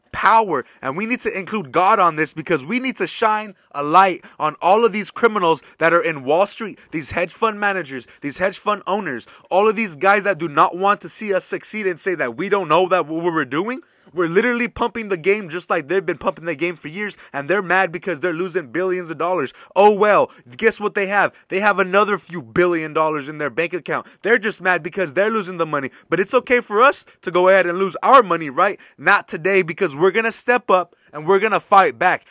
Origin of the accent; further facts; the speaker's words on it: United States; as an American